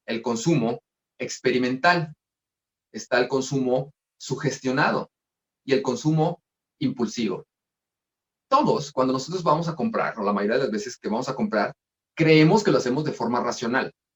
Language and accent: Spanish; Mexico; así somos nosotros los mexicanos